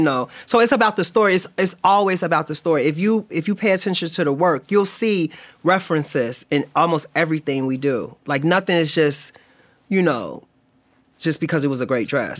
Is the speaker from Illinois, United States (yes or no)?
yes; Chicago, Illinois, United States; moved away; I'm from Chicago